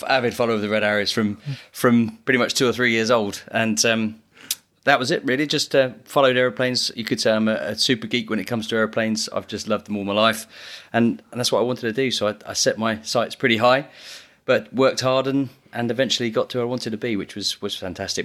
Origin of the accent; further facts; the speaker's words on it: Biggin Hill, London, United Kingdom; I grew up in Biggin Hill in Kent